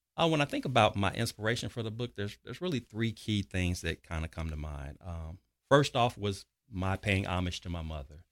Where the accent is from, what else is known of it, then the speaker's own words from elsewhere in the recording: Chicago, Illinois, United States; I'm originally from Chicago, Illinois, born and raised south side of Chicago